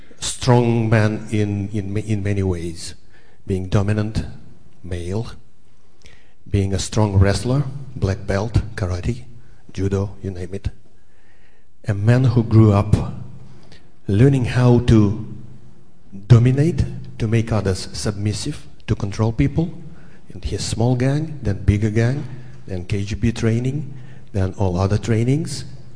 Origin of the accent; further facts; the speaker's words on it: Saint Petersburg, Russia; moved away as an adult; now in Los Angeles, United States; I was born in Leningrad just a few years after Mr. Putin was born there. So I know what it is to grow up in Leningrad.